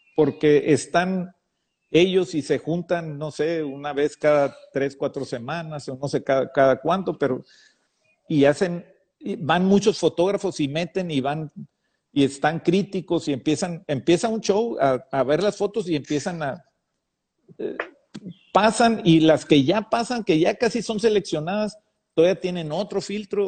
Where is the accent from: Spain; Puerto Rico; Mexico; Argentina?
Mexico; Baja California; como mexicano